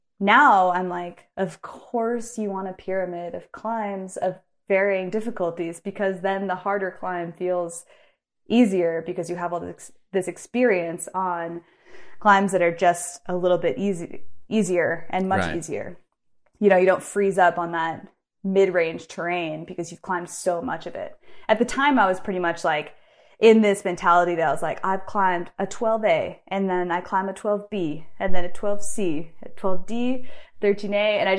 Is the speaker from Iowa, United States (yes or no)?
no; Bend, Oregon, United States; He was also from Bend, born and raised in Bend, like me.